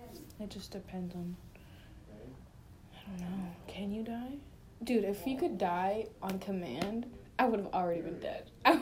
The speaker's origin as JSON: {"language": "English", "region": "Arizona", "country": "United States", "also_born_or_lived": "San Bernardino", "said": "I'm from Arizona. I live in Tempe, Arizona."}